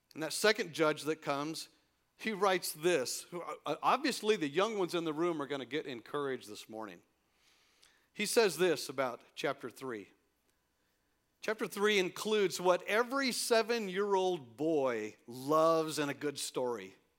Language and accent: English; El Paso, Texas, United States; here in my hometown